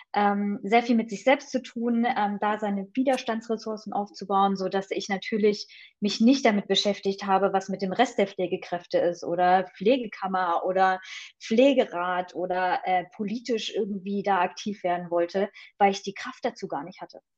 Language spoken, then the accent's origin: German; Friedewald, Hesse, Germany; also born or lived in Thuringia / United States; now in Hanover, Germany; bin aufgewachsen in einem Dorf in Hessen. Friedewald kennt kaum jemand